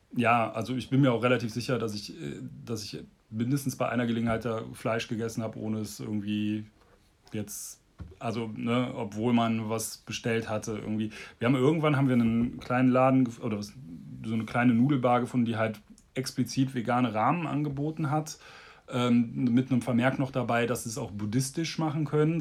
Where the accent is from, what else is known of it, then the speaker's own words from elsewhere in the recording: Bonn, North Rhine-Westphalia, Germany; Bonn, meine Heimatstadt